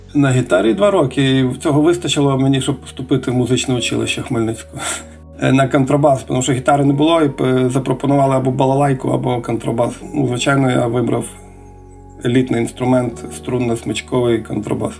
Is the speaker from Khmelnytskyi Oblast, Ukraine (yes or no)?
yes; Kamianets-Podilskyi, Khmelnytskyi Oblast, Ukraine; also born or lived in Moldova; там я родився і зразу на другий день вже переїхав знову в Кам'янець